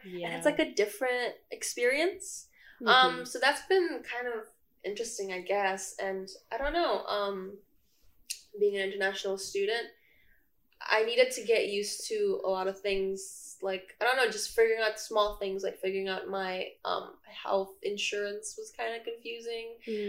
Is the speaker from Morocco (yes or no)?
no; Jakarta, Indonesia; moved away as an adult; now in East Lansing, United States; So I come from Indonesia. I come from Jakarta specifically. So I was born and raised in Jakarta. So I'm like an international student here.